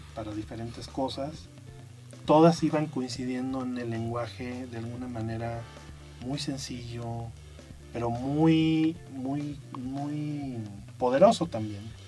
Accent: Aguascalientes, Mexico; moved away; yo soy de Aguascalientes.

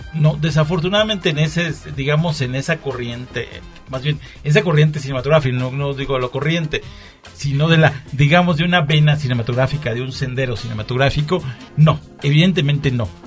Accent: Mexico; soy mexicano, me gustan las tecolotas y los tacos de canasta

